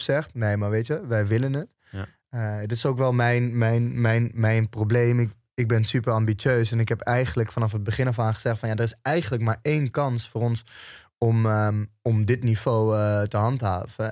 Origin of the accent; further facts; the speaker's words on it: Almere, Flevoland, Netherlands; opgroeiende in Almere